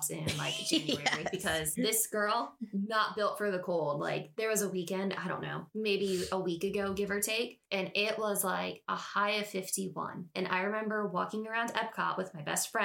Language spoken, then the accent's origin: English; Florida, United States; my best friend and I, being Floridians